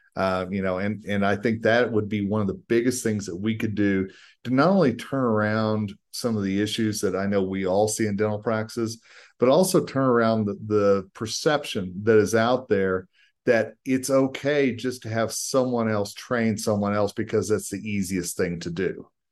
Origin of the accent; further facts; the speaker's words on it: Colorado, United States; my home state of Colorado